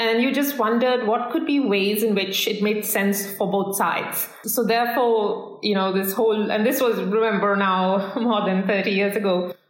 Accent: India; moved away as an adult; also born or lived in United States; I was born in India. I had a sort of a little cross-cultural mix of parents. Father was Hindu, mother was Parsi.

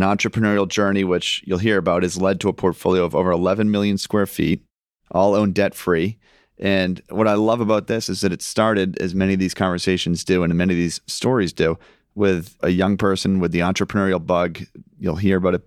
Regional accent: Scituate, Massachusetts, United States; we grew up in Situate

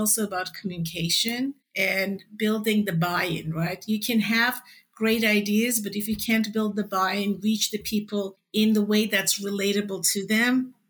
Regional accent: Canada; also born or lived in Toronto; I'm Canadian too. I've lived in Toronto for many years.

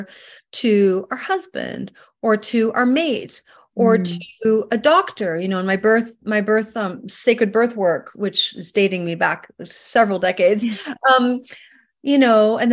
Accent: Vancouver, British Columbia, Canada; moved away as an adult; now in California, United States; I'm from Canada originally, and you know, I was born and raised up in Vancouver, British Columbia

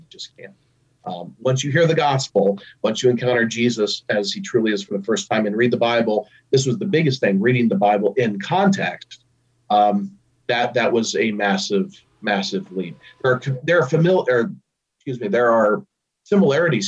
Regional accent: Columbia, Missouri, United States; moved away as an adult; also born or lived in Fulton, Missouri / Connecticut; now in Wartburg, United States; I was born and raised in Columbia, Missouri

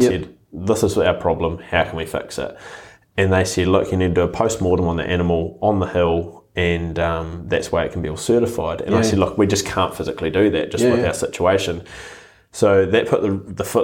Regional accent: Ashburton, Canterbury, New Zealand; moved away; I went down to Ashburton because it was my hometown

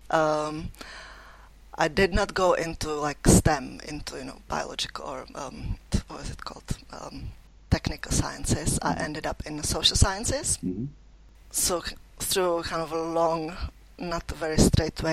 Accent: Czechia; moved away as an adult; now in Leeds, United Kingdom; I grew up in Czech Republic, or like when I was a child, it was still Czechoslovakia

